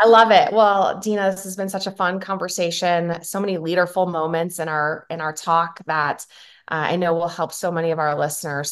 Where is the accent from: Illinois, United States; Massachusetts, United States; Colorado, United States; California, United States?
Illinois, United States; Chicago; now in Nevada, United States; I'm from Chicago, live in Nevada now